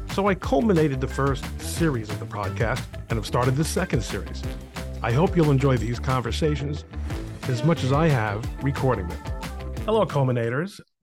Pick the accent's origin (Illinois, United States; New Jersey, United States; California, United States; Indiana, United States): New Jersey, United States; Brooklyn; now in New Jersey, United States; I lived in Brooklyn till I was nine years old